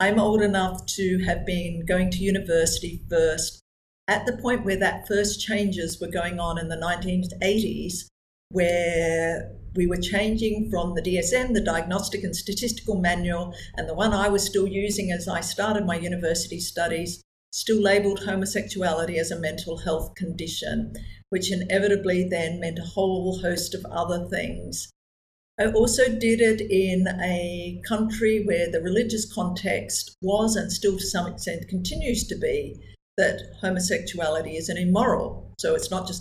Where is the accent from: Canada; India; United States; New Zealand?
New Zealand; also born or lived in Australia; now in Malaysia; I was born in New Zealand. I'm an Anglo-Australian New Zealander, would be how I would describe myself ethnically.